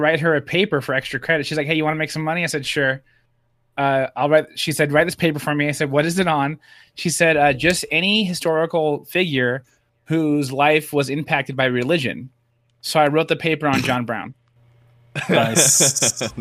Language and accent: English; West Coast, United States; I grew up on the West Coast, grew up on LA rap